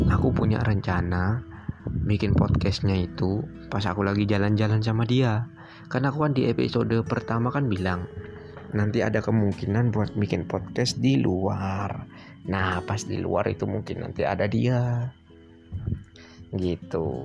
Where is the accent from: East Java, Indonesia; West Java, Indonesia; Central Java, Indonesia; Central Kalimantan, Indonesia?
Central Kalimantan, Indonesia; Muara Teweh; karena di daerahku ini tergolong daerah pedalaman di Kalimantan Tengah bukan di Kalimantan Tengah provinsinya Kal Kalimantan Tengah Palangkaraya bukan loh ya ini agak ke dalam dikit nama kotanya Muara Tewe